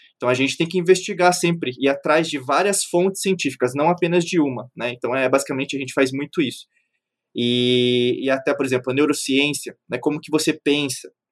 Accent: Brazil; Eu nasci no Brasil, eu sou um ocidental

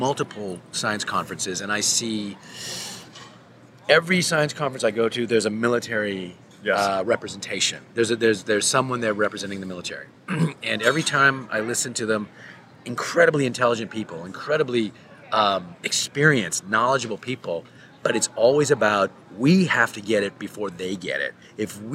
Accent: Canada; I'm a Canadian

